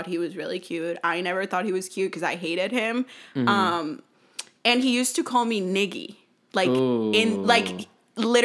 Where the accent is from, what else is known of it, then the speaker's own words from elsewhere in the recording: Mexico; now in United States; I grew up in Mexico, so all my friends are from Mexico